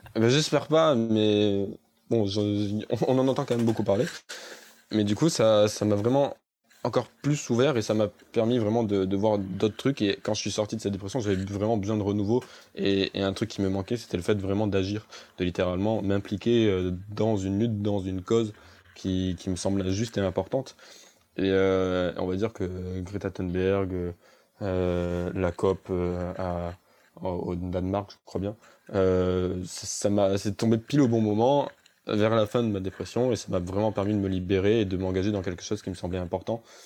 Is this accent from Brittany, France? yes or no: no; Avignon, Provence-Alpes-Côte d'Azur, France; je suis absolument pas d'Annecy, je suis d'Avignon.